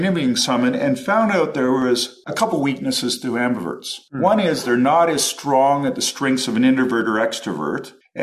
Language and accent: English; Toronto, Ontario, Canada; moved away as an adult; also born or lived in Los Angeles, United States / Oxford, United Kingdom; growing up in Toronto